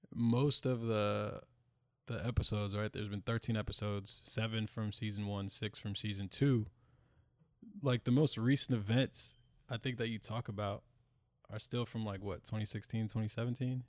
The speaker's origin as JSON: {"language": "English", "country": "United States", "tie": "born or raised there", "said": "we live here and we're from America, born in America, call America home"}